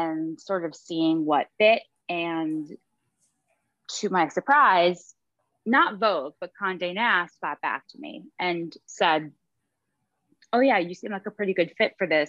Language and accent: English; outside of Boston, Massachusetts, United States; also born or lived in Manhattan, New York; now in New York City, United States; I grew up outside of Boston